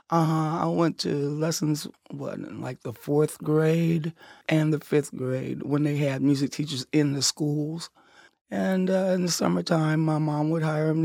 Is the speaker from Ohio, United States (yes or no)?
yes; Cincinnati, Ohio, United States; moved away as an adult; also born or lived in New England; I was gone from Cincinnati about thirty years